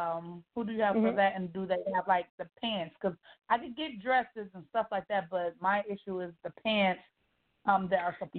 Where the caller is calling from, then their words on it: Atlanta, Georgia, United States; I'm the owner of Peacefully Made by …, and I am calling from Atlanta, Georgia.